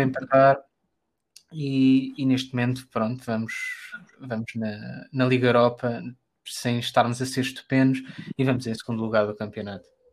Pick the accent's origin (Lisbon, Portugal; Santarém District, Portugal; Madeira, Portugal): Lisbon, Portugal; sou de Lisboa, Portugal